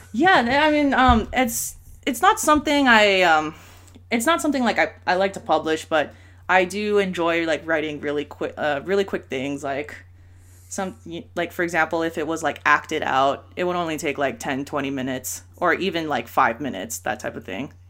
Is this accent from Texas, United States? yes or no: no; Bay Area, California, United States; We're from the Bay Area